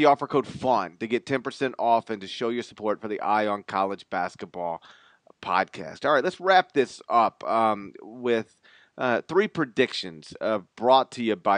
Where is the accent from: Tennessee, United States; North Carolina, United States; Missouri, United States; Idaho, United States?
Tennessee, United States; Memphis; growing up in Memphis